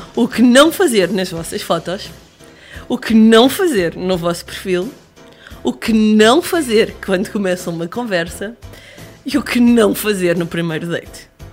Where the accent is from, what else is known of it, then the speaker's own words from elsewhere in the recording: Lisbon, Portugal; sou lisboeta